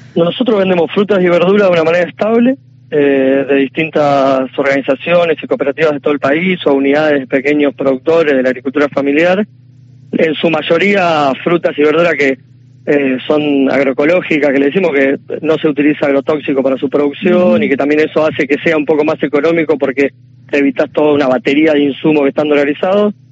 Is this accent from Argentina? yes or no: yes; Argentina; also born or lived in Conurbano bonaerense (Greater Buenos Aires)